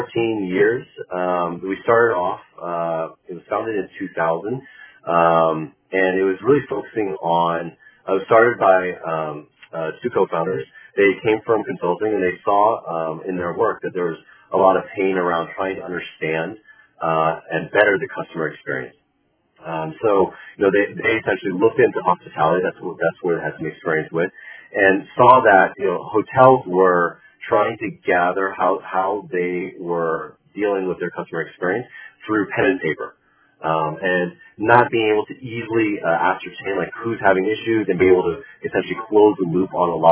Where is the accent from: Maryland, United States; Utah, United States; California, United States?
California, United States; also born or lived in China / Boston; born and raised in California.